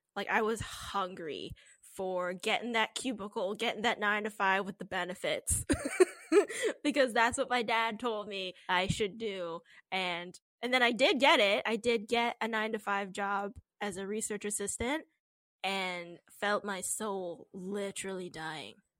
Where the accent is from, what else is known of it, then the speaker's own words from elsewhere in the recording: Canada; we're Canadian